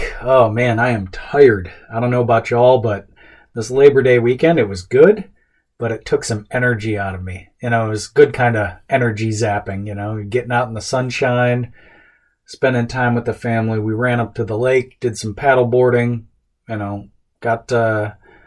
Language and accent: English; United States; as an American, as a dad, as a husband.